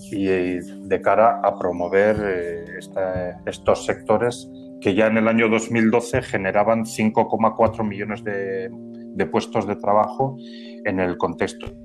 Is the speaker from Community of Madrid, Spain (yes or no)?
no; San Sebastian, Basque Country, Spain; also born or lived in Murcia; now in Las Palmas de Gran Canaria, Spain; aunque yo soy oriundo del País Vasco, de San Sebastián concretamente.